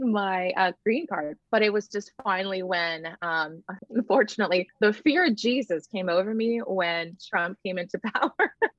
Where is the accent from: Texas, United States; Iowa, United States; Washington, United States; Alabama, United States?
Texas, United States; Laguna Vista; also born or lived in Bluefields, Nicaragua; I grew up in a little town called um, Laguna Vista, which basically I always just say I grew up in South Padre Island, right? Texas